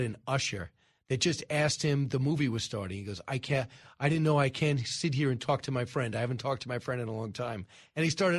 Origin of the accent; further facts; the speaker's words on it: Long Island, New York, United States; I am from Long Island.